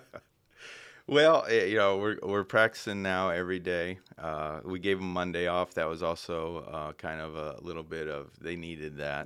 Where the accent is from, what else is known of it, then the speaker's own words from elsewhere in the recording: Indiana, United States; moved away; I grew up in Indiana